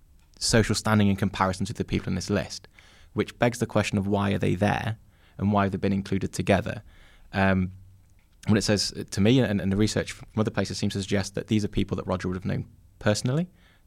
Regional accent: Yorkshire and the Humber, United Kingdom; and as a Yorkshireman, if you like, at the centre of it.

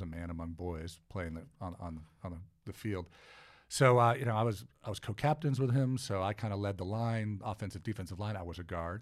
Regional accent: Cleveland, Ohio, United States; moved away; I'm originally from Cleveland, Ohio. Uh, so, uh, I, uh, grew up in the eastern suburbs of Cleveland

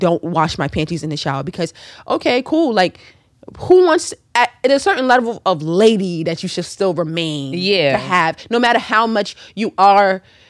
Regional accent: Jamaica; as a Jamaican

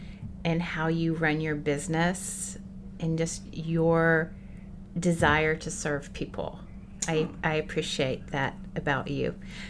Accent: Bakersfield, California, United States; And so I just started telling people, I'm from the South. What part? I'm from Bakersfield.

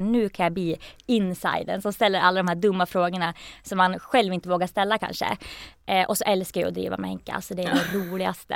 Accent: Gävle, Gävleborg County, Sweden; moved away as an adult; also born or lived in Norway / Belfast; jag kommer från Gävle

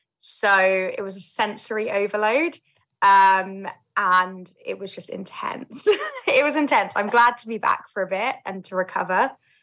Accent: London, United Kingdom; So I grew up in London, South London, born and raised, and I have three older brothers.

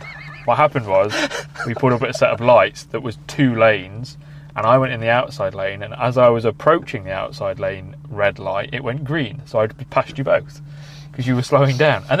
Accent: Ireland; I'm Irish.

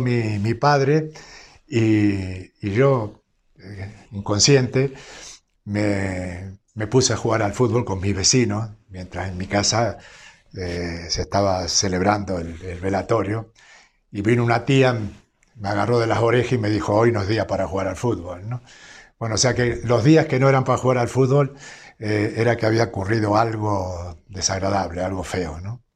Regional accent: small town near Rosario, Santa Fe, Argentina; nací en un pueblo relativamente pequeño

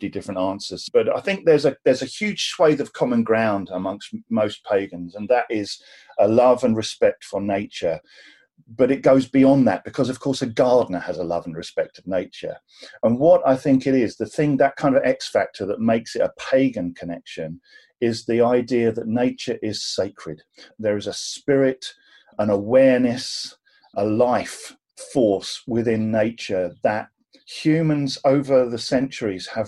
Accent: Cornwall, South West England, United Kingdom; I was born in Cornwall

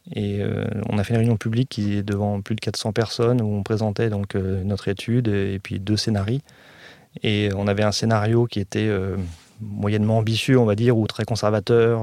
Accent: Évry, Île-de-France, France; je suis né donc à, à Évry, parce qu'avant c'était la ville d'Évry et pas Évry-Courcouronne

